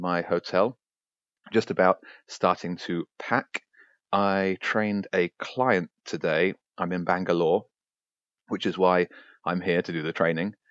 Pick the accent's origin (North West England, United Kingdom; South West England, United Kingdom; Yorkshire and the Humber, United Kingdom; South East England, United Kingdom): South East England, United Kingdom; Brighton; I'm a guy from Brighton who likes writing.